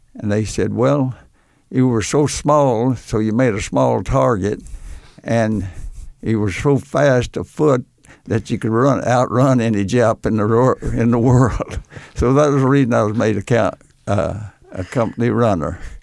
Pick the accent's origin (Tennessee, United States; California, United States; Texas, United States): Texas, United States; Odessa; my hometown of Odessa